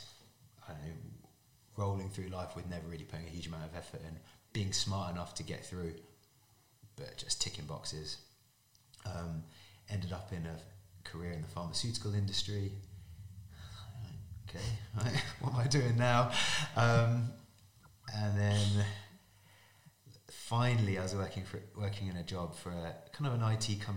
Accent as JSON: {"language": "English", "area": "Surrey", "region": "South East England", "country": "United Kingdom", "tie": "born or raised there", "said": "I was born in Surrey in England. Both my parents are Irish"}